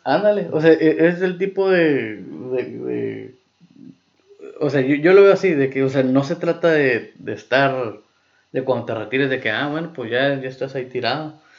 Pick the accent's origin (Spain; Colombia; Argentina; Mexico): Mexico; como mexicanos